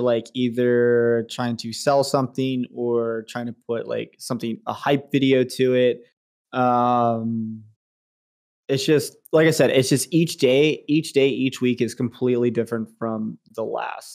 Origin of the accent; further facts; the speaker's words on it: Richmond, United States; my hometown in Richmond